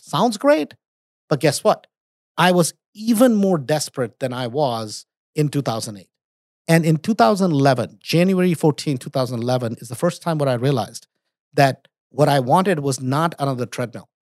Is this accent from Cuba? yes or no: no; India; moved away; also born or lived in United States; I was born in America, grew up in India